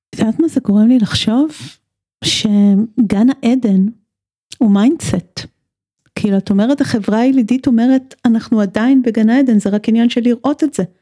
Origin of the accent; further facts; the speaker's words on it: Tel Aviv, Tel Aviv District, Israel; כמי שעד לא מזמן הגדירה את עצמה כתל אביבית הרבה לפני שהיא ישראלית ויהודית